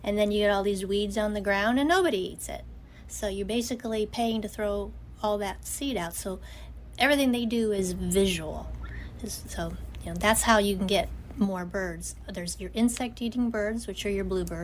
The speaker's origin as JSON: {"language": "English", "region": "Ohio", "country": "United States", "tie": "born or raised there", "also_born_or_lived": "Florida / Knoxville", "moved": "yes", "said": "I'm born and raised in Ohio. I live down in Florida"}